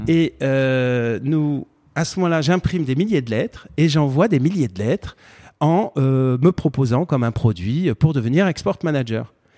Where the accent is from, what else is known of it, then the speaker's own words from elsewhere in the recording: Marseille, Provence-Alpes-Côte d'Azur, France; also born or lived in Fontenay-aux-Roses / Paris suburbs; j'ai grandi à Montolivet